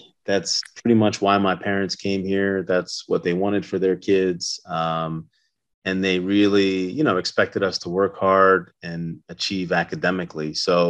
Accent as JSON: {"language": "English", "area": "right outside of Atlantic City", "region": "New Jersey", "country": "United States", "tie": "born or raised there", "also_born_or_lived": "Chicago, Illinois", "moved": "as an adult", "lives_now": "Wilmington, United States", "said": "We're from the East Coast. I was raised in New Jersey, right outside of Atlantic City at the beach. And I did my schooling here on the East Coast"}